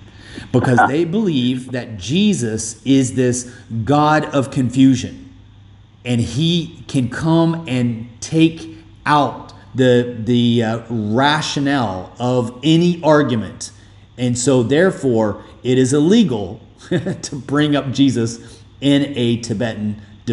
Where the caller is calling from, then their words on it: Dubai, United Arab Emirates; And I'm doing this podcast with you. I'm calling you from Dubai.